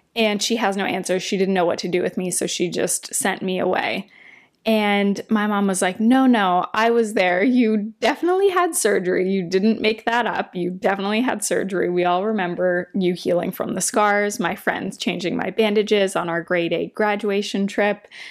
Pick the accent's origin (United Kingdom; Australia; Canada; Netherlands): Canada; Windsor, Ontario; now in Toronto, Canada; we drove back to Windsor, my hometown